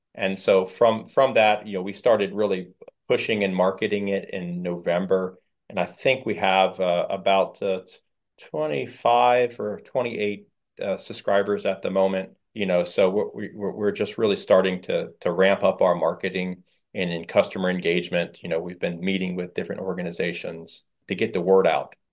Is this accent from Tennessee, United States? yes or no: no; Fort Pierce, Florida, United States; I'm a Fort Piercy-ian. And, um, you know, this is my hometown